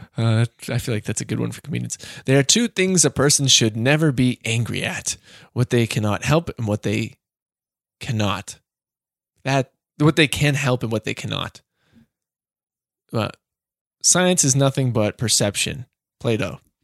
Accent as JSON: {"language": "English", "town": "Boston", "region": "Massachusetts", "country": "United States", "said": "I'm still from the Boston Greater area"}